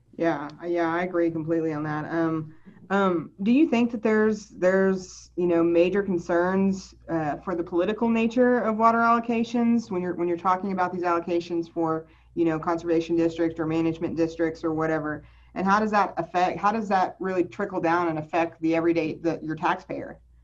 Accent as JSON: {"language": "English", "town": "Lubbock", "region": "Texas", "country": "United States", "tie": "born or raised there", "also_born_or_lived": "Houston, Texas / Dallas, Texas / Austin, Texas", "said": "I grew up mostly in Lubbock. I was, I was born in Houston, but most of my uh, schooling was in Lubbock"}